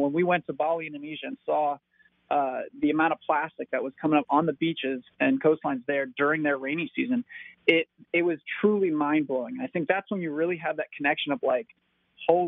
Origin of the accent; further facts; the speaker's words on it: Marco Island, Florida, United States; I grew up on Marco Island, which is a small